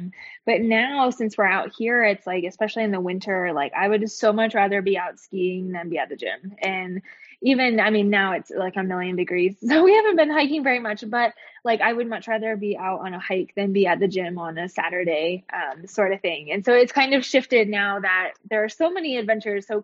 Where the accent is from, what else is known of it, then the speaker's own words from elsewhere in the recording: Midwest, United States; moved away as an adult; now in Utah, United States; I grew up in the Midwest. And then we moved out to Utah last year